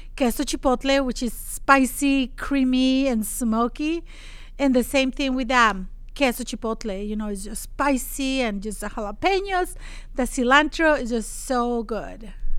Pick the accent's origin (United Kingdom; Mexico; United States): Mexico; Monterrey, Nuevo León; moved away as an adult; I'm from Mexico.